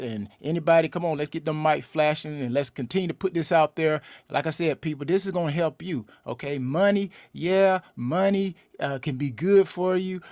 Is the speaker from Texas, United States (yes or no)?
no; LaGrange, Georgia, United States; now in Atlanta, United States; I'm originally, uh, from LaGrange, Georgia, which is about a hour and fifteen minutes southwest of Atlanta